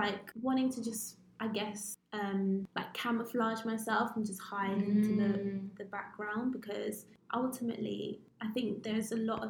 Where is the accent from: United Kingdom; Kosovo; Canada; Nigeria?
United Kingdom; born or raised there; accent: English; also born or lived in Zimbabwe